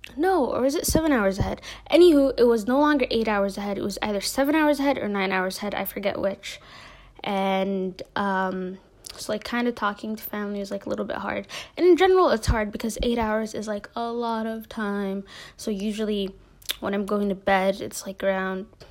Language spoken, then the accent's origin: English; Minneapolis, Minnesota, United States; moved away as an adult; now in Jordan; I'm Somali American. I'm from Minneapolis